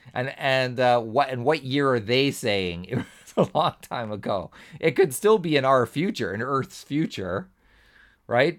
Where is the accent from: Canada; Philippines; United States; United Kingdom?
Canada; being Canadian